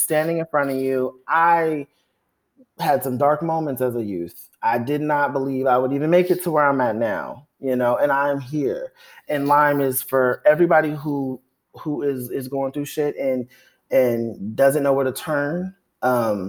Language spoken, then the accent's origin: English; Compton, California, United States; I am from Compton, California.